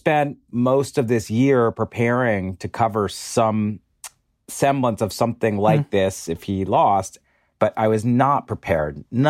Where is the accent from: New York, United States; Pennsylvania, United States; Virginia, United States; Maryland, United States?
Pennsylvania, United States; Pennsylvania, sure. Good state. My home state, I will have you know.